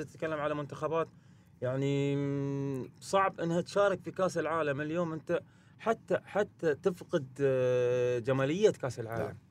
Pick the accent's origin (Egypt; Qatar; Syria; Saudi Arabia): Qatar; هنا في قطر